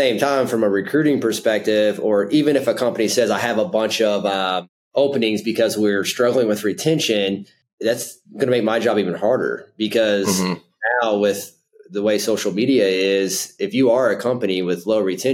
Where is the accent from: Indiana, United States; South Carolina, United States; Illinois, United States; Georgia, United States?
Indiana, United States; Southern; now in Indianapolis, United States; I'm a Indiana native. I grew up in Southern Indiana, super small town, close to Evansville